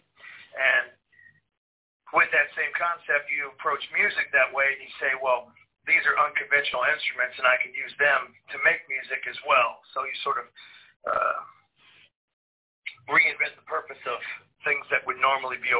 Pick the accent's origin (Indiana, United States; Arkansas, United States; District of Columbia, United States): Indiana, United States; I grew up in Indiana in the 70s and 80s.